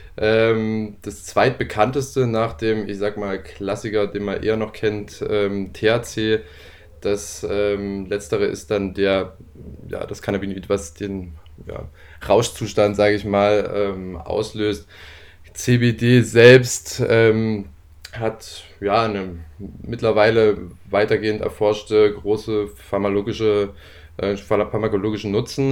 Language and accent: German; Leipzig, Saxony, Germany; gebürtiger Leipziger